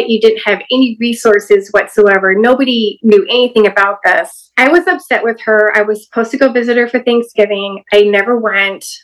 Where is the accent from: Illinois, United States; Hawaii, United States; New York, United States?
Hawaii, United States; born there; He was stationed in Hawaii, so I was born in Hawaii.